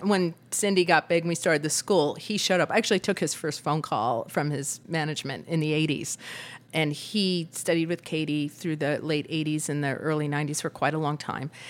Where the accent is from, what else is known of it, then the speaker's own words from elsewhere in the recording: Massapequa, New York, United States; moved away as an adult; now in Los Angeles, United States; Massapequa, Long Island, the home to many